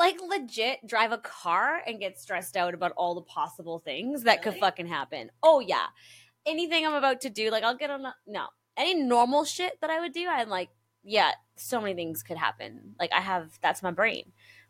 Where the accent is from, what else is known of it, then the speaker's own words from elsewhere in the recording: South Africa; moved away; growing up in South Africa